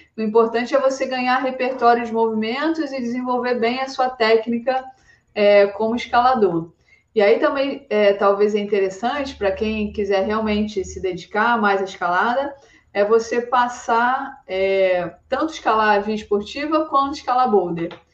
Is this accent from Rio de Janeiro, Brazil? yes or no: yes; Rio de Janeiro, Brazil; moved away as an adult; now in Arco, Italy; Eu sou do Rio de Janeiro